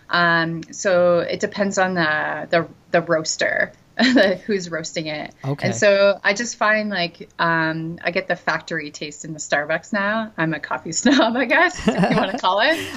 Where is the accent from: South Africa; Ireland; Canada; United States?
Canada; now in Antigua, Guatemala; I speak French and English because uh, I'm Canadian. Um, but I had to learn Spanish when I came here because his family doesn't speak English.